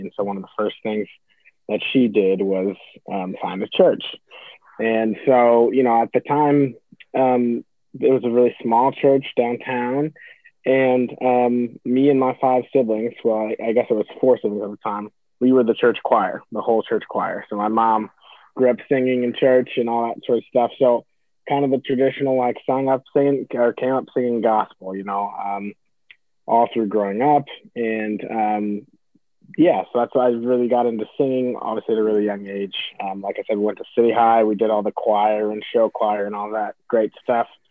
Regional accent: Iowa City, Iowa, United States; also born or lived in California; I grew up here in Iowa City, um, so a native. Um, originally, originally from California, but I've been here since I was like three

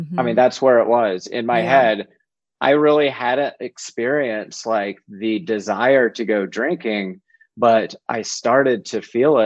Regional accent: South Georgia, United States; I was growing up in South Georgia

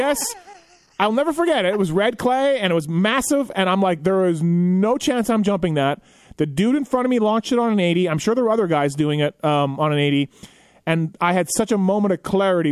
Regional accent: Canada; I'm from Canada

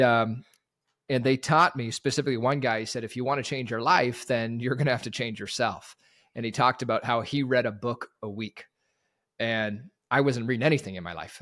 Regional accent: Terrace, British Columbia, Canada; I grew up in Northwest B C, Terrace, British Columbia.

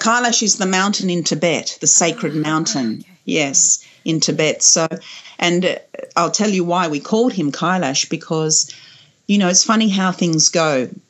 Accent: Kuwait; born there; I know I was born in Kuwait. I think I was born in a hospital in Kuwait, actually.

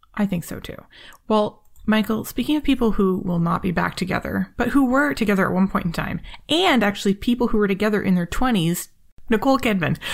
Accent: Toronto, Ontario, Canada; Canadian, and we're both from Toronto

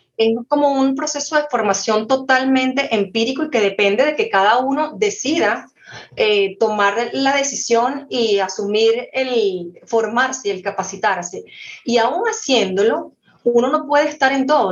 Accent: Venezuela; soy venezolana, siempre llevo el gentilicio por delante

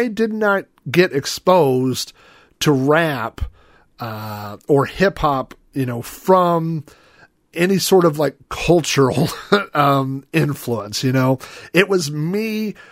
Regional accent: Oklahoma City, Oklahoma, United States; I grew up in Oklahoma. I grew up in, you know, the suburbs of Oklahoma City.

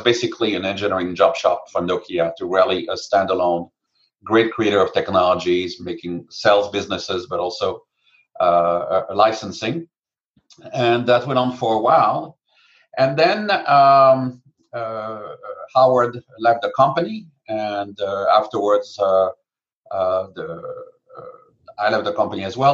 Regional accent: France; moved away as an adult; now in United States; I came from France for 1 year exchange

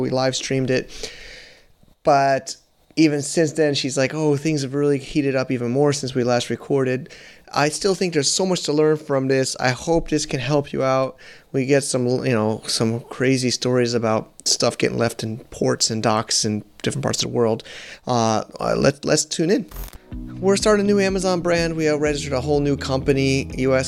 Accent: United States; I'm an American

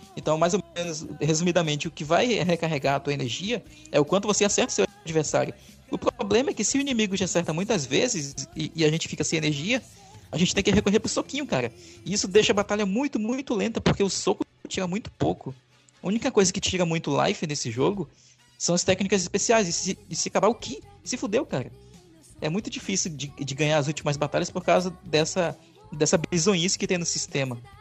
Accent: Tefé, Amazonas, Brazil; na minha cidade de Tefé

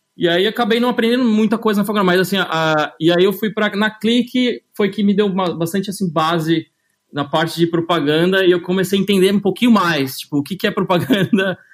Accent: São Paulo, Brazil; moved away as an adult; also born or lived in London; eu sou de São Paulo, nasci é, na Zona Leste, na Vila Prudente, perto da Moca

